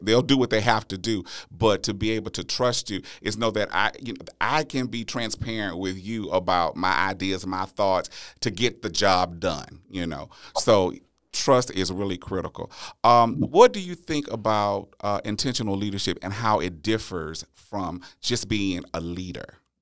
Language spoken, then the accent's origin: English; Louisiana, United States; born or raised there; moved away as an adult; now in Texas, United States